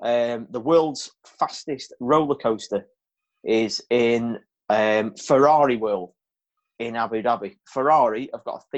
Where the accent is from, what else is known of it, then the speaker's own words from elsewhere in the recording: United Kingdom; we're British citizens.